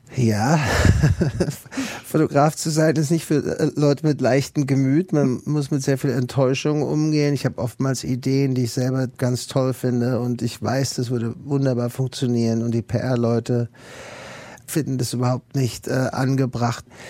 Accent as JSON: {"language": "German", "country": "Germany", "moved": "as an adult", "lives_now": "United States", "said": "ich als Deutscher"}